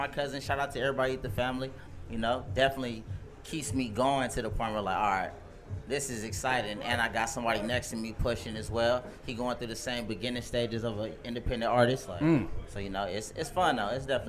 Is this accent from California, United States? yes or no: yes; Inland Empire, California, United States; I'm coming from the IE, bro. Here in Rialto, Fontana